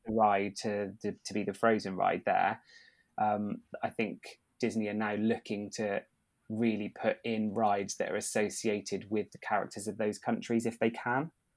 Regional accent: United Kingdom; we are British

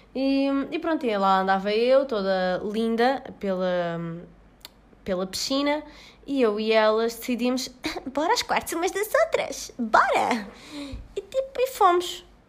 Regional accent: Portugal; eu ia voltar para o meu país de origem

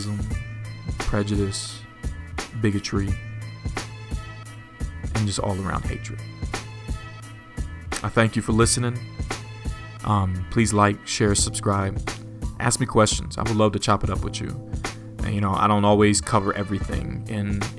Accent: United States; I'm black, I'm African American, I identify with both

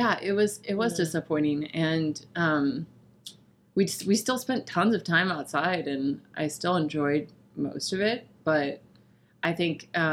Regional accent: St. Louis, Missouri, United States; accent: Southern Missouri; we grew up in St. Louis, and so although we lived in the city and the heart of St. Louis

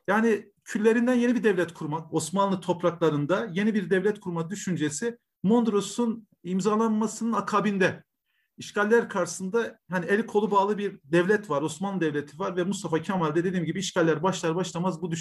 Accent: Elazığ, Elazığ Province, Turkey; also born or lived in Niğde / Nizip, Gaziantep; 1976 Elazığ doğumluyum. Elazığ Merkez baba köyün, köyünden aynı zamanda. Evliyim, iki çocuk babasıyım. E, okulları ilkokul, ortaokul ve liseyi sırasıyla Elazığ'da okudum.

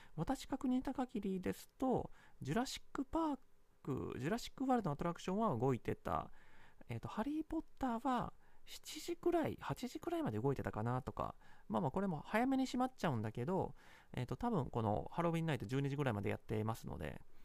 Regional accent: Kansai, Japan; moved away; also born or lived in Singapore; 私自身、もともと関西出身なので

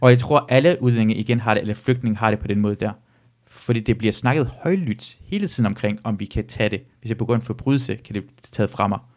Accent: Randers, Central Denmark Region, Denmark; jeg kommer fra, jeg kommer fra Randers med, lad os sige det.

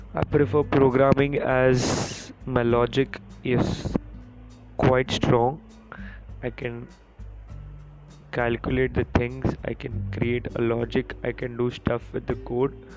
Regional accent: India; I am an Indian

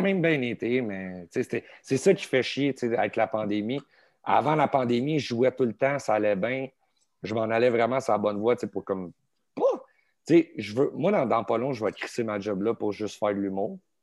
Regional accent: Laval, Quebec, Canada; now in Saint-Eustache, Canada; je suis né à Laval. À Laval, OK. Euh, à Saint-François

